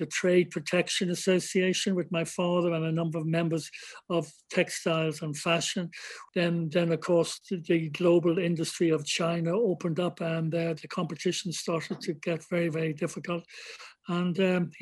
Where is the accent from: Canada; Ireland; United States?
Ireland; I'm definitely Irish. I'm Irish born, Irish bred